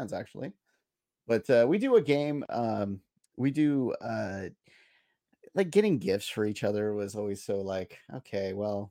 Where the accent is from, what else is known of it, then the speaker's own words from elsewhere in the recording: South San Francisco, California, United States; I grew up in South San Francisco in like the fog belt